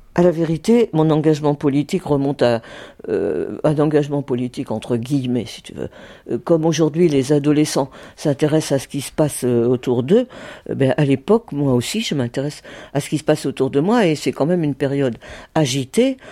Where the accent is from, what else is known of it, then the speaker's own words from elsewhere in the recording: Colombelles, Normandy, France; moved away as an adult; also born or lived in Mondeville; now in Paris, France; Je suis né à Mondeville, mais j'habite Colombelle, oui, auprès de Caen